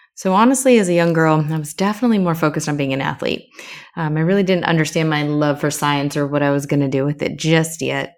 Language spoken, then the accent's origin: English; Florida, United States; moved away as an adult; also born or lived in Saint Martin / New York / Baltimore / Texas; I'm originally from Florida